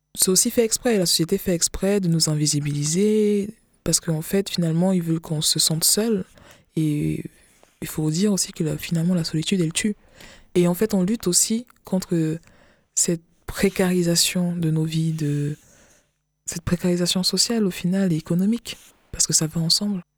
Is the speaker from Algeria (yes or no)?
no; West, Cameroon; now in France; je suis camerounaise parce que je suis pas française, encore, pas encore